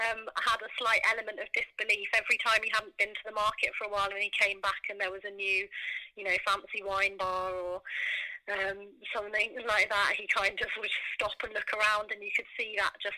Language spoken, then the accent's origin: English; Norfolk, East of England, United Kingdom; growing up in Norfolk.